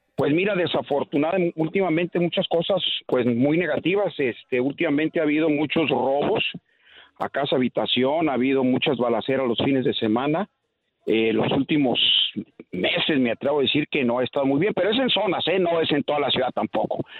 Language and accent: Spanish; Mexico; also born or lived in Guadalajara; yo soy mexicano